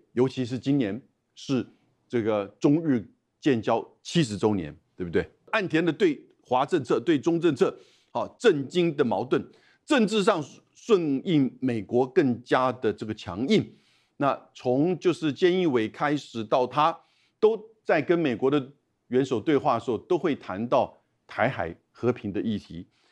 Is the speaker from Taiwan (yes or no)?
yes; Taiwan; 我们台湾人的大量的这种捐款